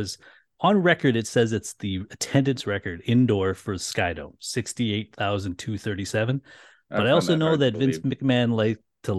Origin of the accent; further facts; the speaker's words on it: Canada; being two Canadian kids, we thought we would have a fun chat about the last WrestleMania that was anywhere but in America.